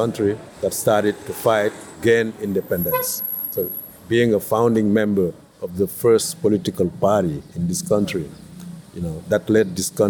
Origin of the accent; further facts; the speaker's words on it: Dakar, Senegal; English is a second language; Hey, I'm from Dakar, you from there.